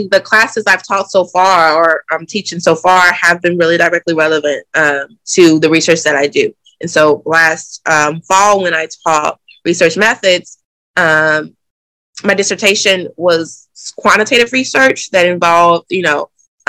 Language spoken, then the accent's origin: English; the South, United States; now in Boston, United States; And I'm also from the South and I care about, you know, urban cities in the South.